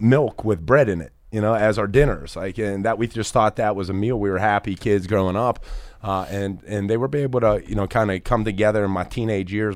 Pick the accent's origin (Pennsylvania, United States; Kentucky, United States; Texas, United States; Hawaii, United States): Pennsylvania, United States; Pittsburgh; I was raised in Pittsburgh my whole life, blue-collared kid